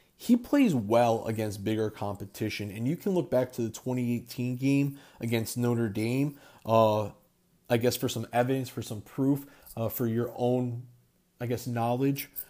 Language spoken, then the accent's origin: English; Crystal Lake, Illinois, United States; also born or lived in Florida; I was born in Florida, but I grew up in the Chicago suburbs, Crystal Lake, Illinois. That is home